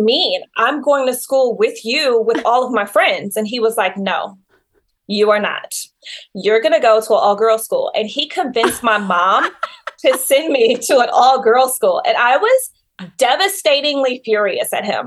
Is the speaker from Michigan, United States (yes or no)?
yes; Detroit, Michigan, United States; I grew up in Detroit, Michigan